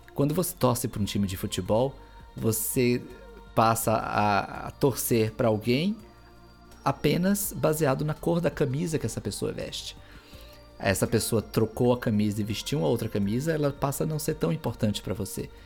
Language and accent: Portuguese; Brazil; moved away as an adult; eu ser brasileiro